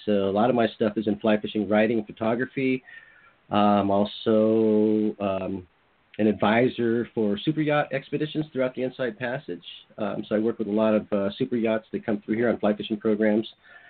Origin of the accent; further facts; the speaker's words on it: California, United States; moved away as an adult; now in Juneau, United States; I live in Juneau, Alaska. I'm originally from California. I've been up in Alaska probably the past 25 years.